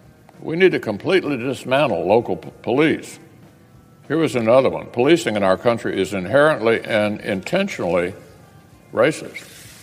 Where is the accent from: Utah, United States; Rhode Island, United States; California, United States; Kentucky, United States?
Kentucky, United States; Louisville; In my hometown of Louisville